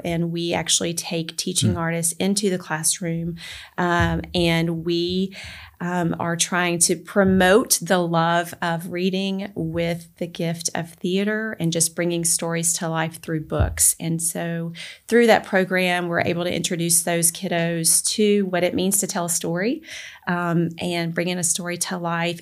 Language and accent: English; Memphis, Tennessee, United States; moved away as an adult; also born or lived in Alaska; now in Collierville, United States; my husband and I were both born and raised in the Memphis area